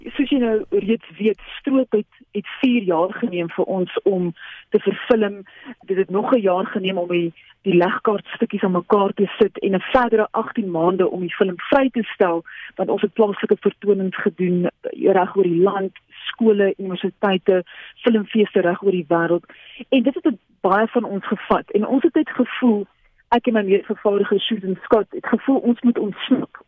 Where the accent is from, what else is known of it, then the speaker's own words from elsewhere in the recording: South Africa; as twee Suid-Afrikaners ons is gewoond aan hierdie oranje warm Afrika son